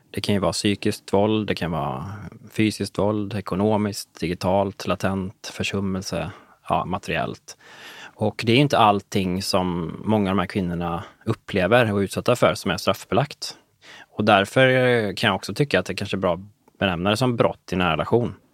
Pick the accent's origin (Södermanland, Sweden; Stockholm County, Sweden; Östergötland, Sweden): Stockholm County, Sweden; Nynäshamn; moved away as an adult; also born or lived in Umeå; Så det var liksom 100 mil från Nynäshamn, ja. där jag kommer ifrån.